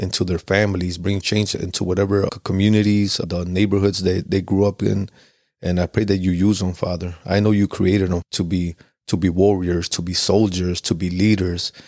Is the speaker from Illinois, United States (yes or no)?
yes; Chicago, Illinois, United States; I grew up in Pilsen, which is kinda like southwest area of Chicago